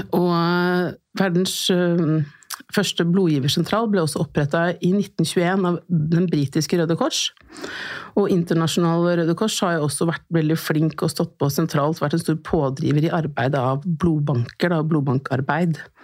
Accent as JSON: {"language": "Norwegian", "region": "Oslo", "country": "Norway", "tie": "born or raised there", "said": "er født og oppvokst her i Oslo."}